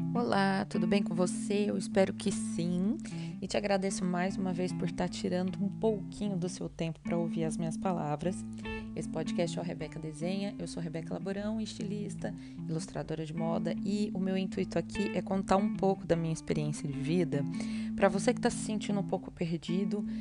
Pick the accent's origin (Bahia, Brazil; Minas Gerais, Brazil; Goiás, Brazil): Goiás, Brazil; Goiânia; moved away as an adult; also born or lived in São Paulo; Eu sou de Goiânia, eu fui morar em São Paulo para fazer minha faculdade de moda muito jovem, eu tinha 18 anos quando eu saí de casa